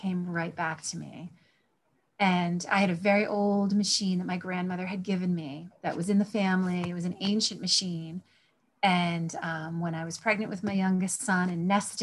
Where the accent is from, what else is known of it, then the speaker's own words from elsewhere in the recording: Glocester, Rhode Island, United States; I was born and raised in Gloucester, Rhode Island, out in the woods